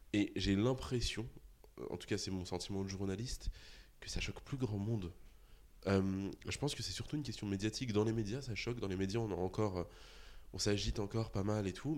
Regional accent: Argenteuil, Île-de-France, France; also born or lived in Saint-Gratien; j'ai grandi à Argenteuil et à Saint-Gratien, donc qui était la ville juste à côté

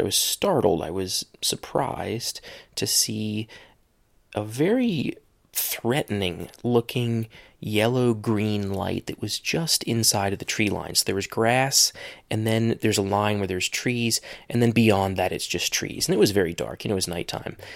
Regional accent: Ohio, United States; moved away; I'm in my hometown

